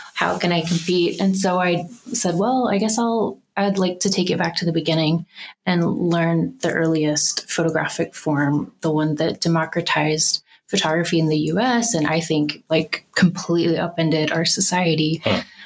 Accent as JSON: {"language": "English", "town": "Birmingham", "region": "Alabama", "country": "United States", "tie": "born or raised there", "moved": "as an adult", "lives_now": "Denver, United States", "said": "I grew up in Birmingham, Alabama."}